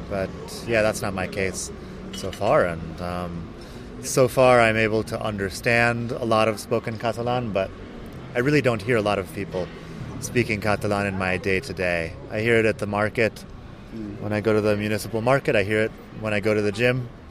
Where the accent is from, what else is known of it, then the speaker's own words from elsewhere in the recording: Phoenix, Arizona, United States; moved away as an adult; also born or lived in Barcelona, Spain; now in Madrid, Spain; I am from Phoenix, Arizona, which is completely different than anything we have here in Europe.